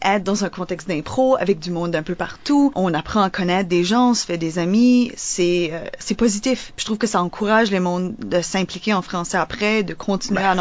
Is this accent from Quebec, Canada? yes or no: no; New Brunswick, Canada; peut-être du monde du sud-est, comme, comme moi